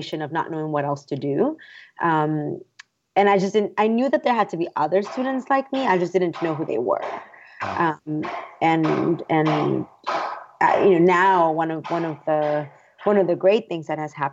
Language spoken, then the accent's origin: English; San Antonio, Texas, United States; also born or lived in Mexico; I had grown up in San Antonio, just an hour south of Austin